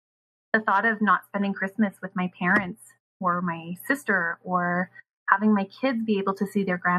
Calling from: Manitoba, Canada; I'm sending this from Manitoba, Canada.

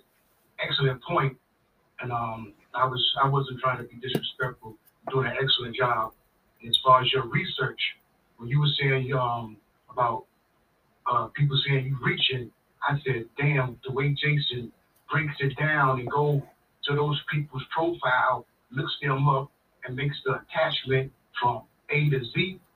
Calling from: Virginia, United States; calling from Virginia.

